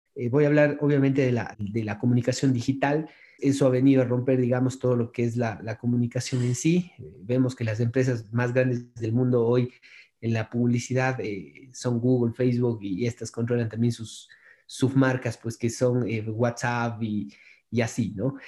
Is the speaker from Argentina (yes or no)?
no; Cuenca, Azuay, Ecuador; yo soy de acá de Cuenca, Ecuador